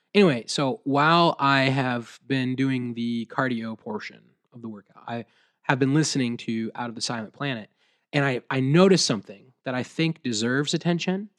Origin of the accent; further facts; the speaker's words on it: Williamsburg, United States; I was actually at a coffee shop in my hometown, Williamsburg, and I actually had a middle school teacher walk